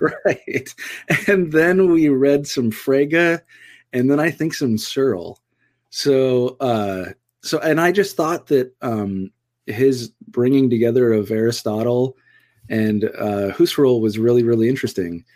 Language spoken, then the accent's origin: English; Southern California, United States; so I grew up in Southern California